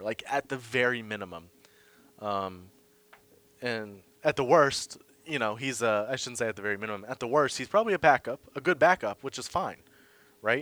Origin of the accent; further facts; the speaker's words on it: Boston, Massachusetts, United States; being a Bostonian.